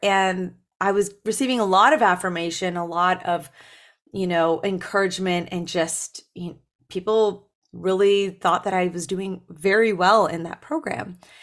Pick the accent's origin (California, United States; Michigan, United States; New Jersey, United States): Michigan, United States; Berrien Springs; moved away; I was born in Berrien Springs, Michigan